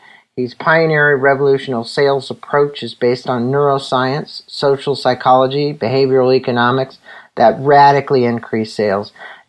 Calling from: San Diego, California, United States; I'm joining from San Diego, sunny San Diego

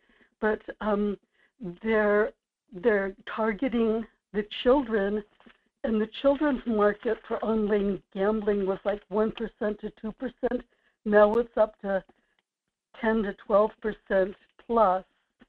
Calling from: Kodiak, Alaska, United States; in Kodiak.

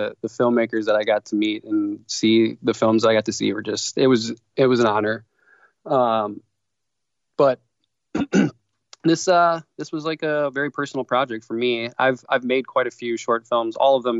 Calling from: Milwaukee, Wisconsin, United States; So I'm from Milwaukee, Wisconsin, mm-hmm. and we are freezing here.

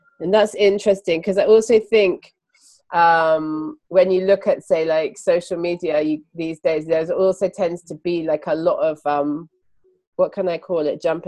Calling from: London, United Kingdom; And I'm … and I'm podcasting from London.

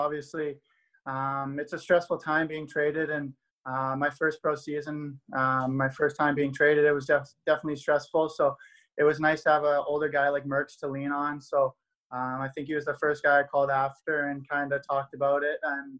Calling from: Waterloo, Ontario, Canada; I'm joining us from Waterloo, Ontario. So I'm back living at my mom's place right now, enjoying the time back here.

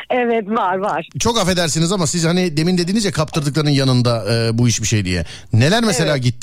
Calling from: Samsun, Turkey; Samsun'dan arıyorum. Samsun'dan.

